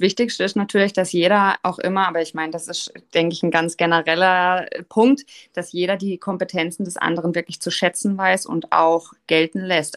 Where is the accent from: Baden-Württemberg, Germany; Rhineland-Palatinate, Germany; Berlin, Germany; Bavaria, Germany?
Baden-Württemberg, Germany; Offenburg; also born or lived in Switzerland; Ich komme aus Offenburg.